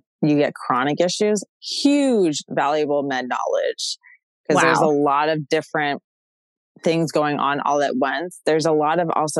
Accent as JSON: {"language": "English", "region": "Massachusetts", "country": "United States", "said": "I'm from Massachusetts"}